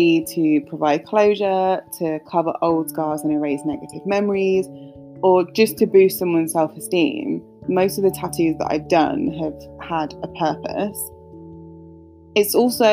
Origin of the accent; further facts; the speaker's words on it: London, United Kingdom; growing up in North London